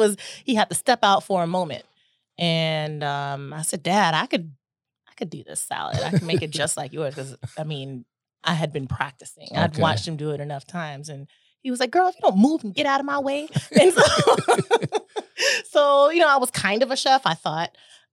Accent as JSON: {"language": "English", "town": "Chattanooga", "region": "Tennessee", "country": "United States", "tie": "born or raised there", "said": "I'm from Tennessee. Little Tennessee girl, Chattanooga, Tennessee. I grew up in a restaurant."}